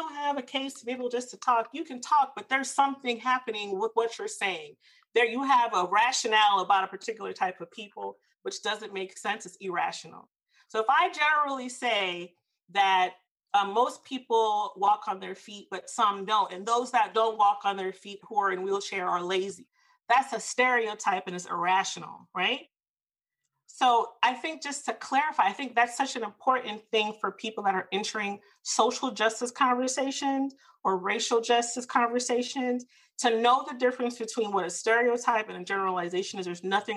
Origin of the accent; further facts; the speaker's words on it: the South, United States; I'm from the South